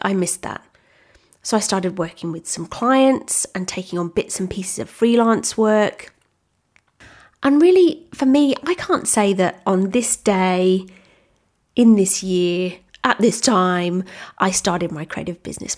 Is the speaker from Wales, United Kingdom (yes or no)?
yes; Wales, United Kingdom; moved away as an adult; now in Australia; I'm originally from the U K. I'm actually from Wales. I'm Welsh, which I'm very proud